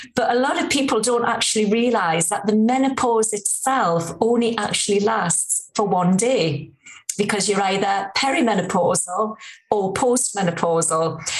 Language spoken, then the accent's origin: English; Newcastle upon Tyne, North East England, United Kingdom; accent: Geordie; I'm, a true Geordie girl, as you can probably tell from my accent